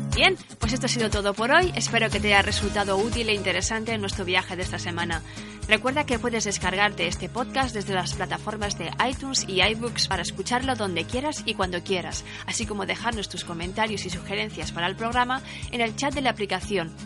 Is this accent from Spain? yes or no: yes; Valencian Community, Spain; also born or lived in León / Asturias; Siempre digo que soy valenciana de D N I, porque nací aquí, aunque en el fondo todo mi ser es del norte